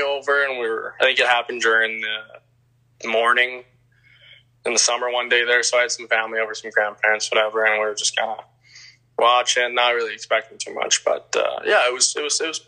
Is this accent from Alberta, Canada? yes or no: no; La Salle, Manitoba, Canada; moved away as an adult; also born or lived in Winnipeg, Manitoba; now in Cranbrook, Canada; Born in Winnipeg, okay. And then I moved out there when I was around 10 to LaSalle, so just outside the city.